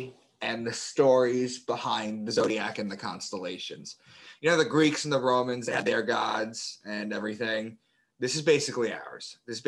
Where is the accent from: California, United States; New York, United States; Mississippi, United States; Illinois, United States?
New York, United States; moved away as an adult; also born or lived in Boston; I moved to Boston for a new job. I'm from New York, and I moved to Boston for a new job.